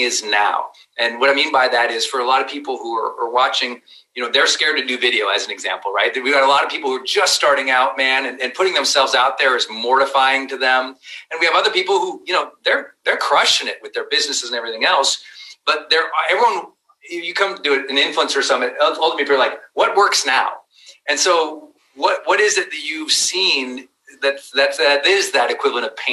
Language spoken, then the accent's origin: English; Montana, United States; I'm from Montana